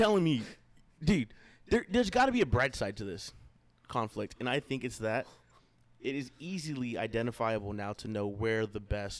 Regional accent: San Antonio, Texas, United States; Well, I come from San Antonio

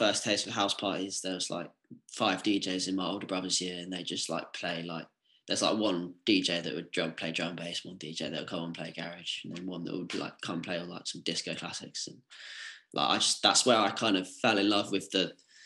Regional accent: Essex, East of England, United Kingdom; moved away as an adult; also born or lived in Manchester; I'm from Essex

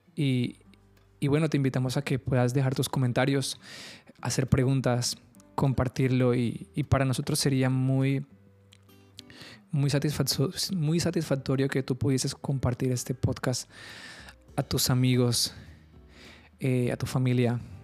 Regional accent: Carmen de Bolívar, Bolívar, Colombia; moved away as an adult; also born or lived in Bogotá; now in Cartagena, Colombia; yo nací en Bogotá, eh, me crié en un pueblo que se llama Carmen de Bolívar

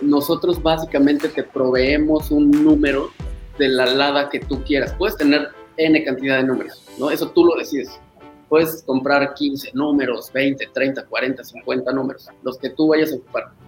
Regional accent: Puebla, Mexico; also born or lived in Guadalajara; regresé a Puebla, yo soy de Puebla, eh, regresé a Puebla aquí

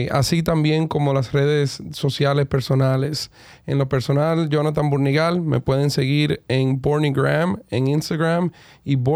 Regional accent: Dominican Republic; todos los días eh, llegamos más lejos como dominicanos

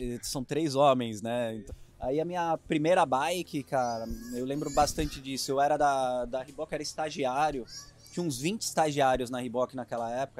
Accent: Itapuí, São Paulo, Brazil; accent: caipira; eu sou caipira, né? Eu sou do interior, eu sou de Itapuí, é perto de Jaú, Bauru.

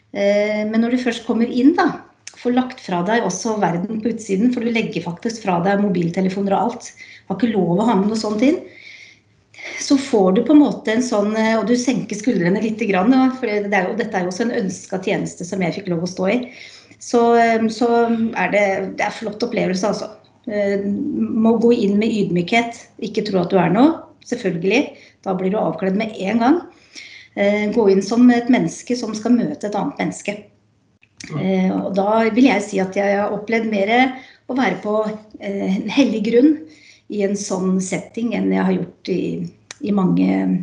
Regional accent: Skien, Vestfold og Telemark, Norway; Jeg er fra Skien

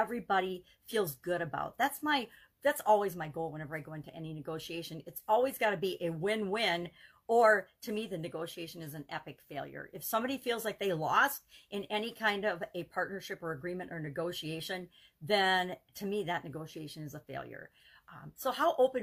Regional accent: United States; I grew up in the America where everybody had a right to their opinion

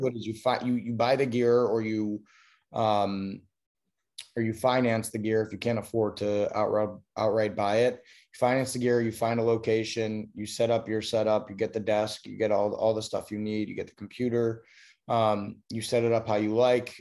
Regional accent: Chicago, Illinois, United States; also born or lived in upstate New York; now in Los Angeles, United States; I'm from Chicago originally

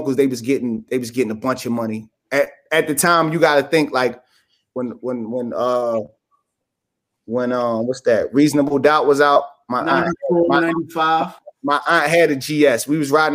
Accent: Philadelphia, Pennsylvania, United States; I'm originally from West Philly, 52nd and Parkside, and 49th and Reno

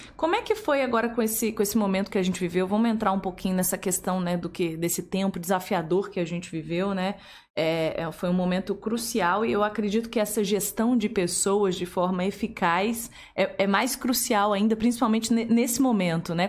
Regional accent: Curitiba, Paraná, Brazil; now in Volta Redonda, Brazil; eu sou de Curitiba, mas já tô aqui há 15 anos

